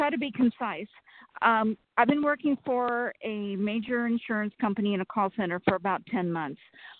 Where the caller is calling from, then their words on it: Sacramento, California, United States; Sacramento, California.